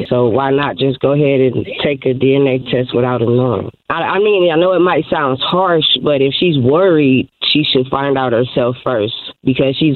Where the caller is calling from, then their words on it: Indianapolis, Indiana, United States; Good morning. … I'm calling from Indianapolis.